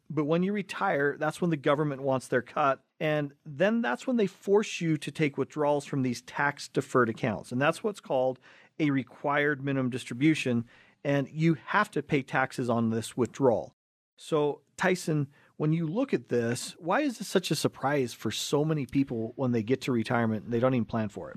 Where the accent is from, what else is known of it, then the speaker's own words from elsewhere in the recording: Cottonwood Heights, Utah, United States; we grew up right here in Cottonwood Heights